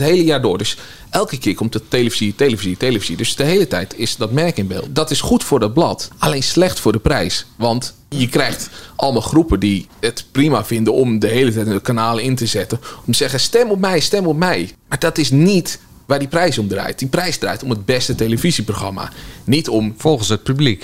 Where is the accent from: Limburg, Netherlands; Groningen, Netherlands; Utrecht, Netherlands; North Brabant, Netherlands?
Utrecht, Netherlands; Nieuwegein; ik pendelde tussen Nieuwegein en Utrecht